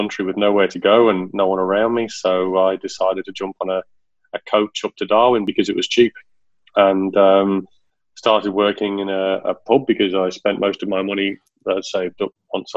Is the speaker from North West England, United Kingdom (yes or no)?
yes; the Wirral, North West England, United Kingdom; accent: Ringo; moved away; also born or lived in Sheffield; us on the Wirral are known as the Woollybacks